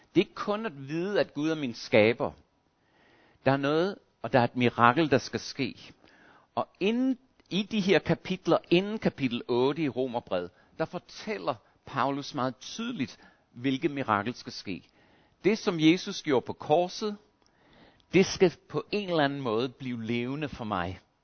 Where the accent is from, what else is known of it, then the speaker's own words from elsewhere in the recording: Australia; moved away; Jeg voksede op i Australien